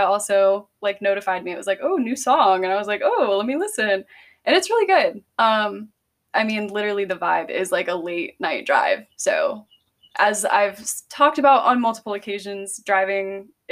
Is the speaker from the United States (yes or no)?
yes; Greenville, United States; moved away; we're from Greenville